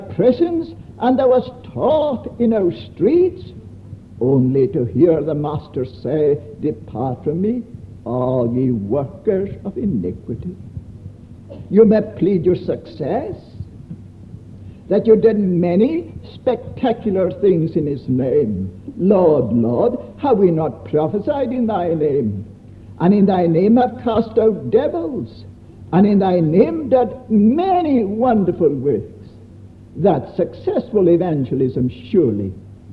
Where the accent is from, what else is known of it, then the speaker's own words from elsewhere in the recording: Scotland, United Kingdom; I come from Scotland